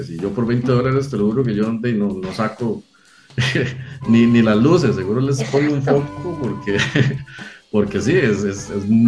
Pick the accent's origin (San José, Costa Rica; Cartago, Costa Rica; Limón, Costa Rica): Cartago, Costa Rica; Bueno, yo soy eh, costarricense, eh, vivo y siempre he vivido en la provincia de Cartago